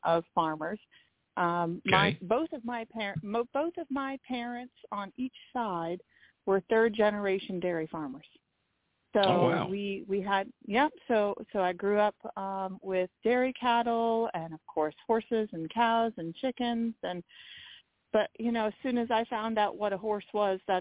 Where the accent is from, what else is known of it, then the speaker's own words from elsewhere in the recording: Maine, United States; now in Ocala, United States; growing up in Maine, which is where my family is from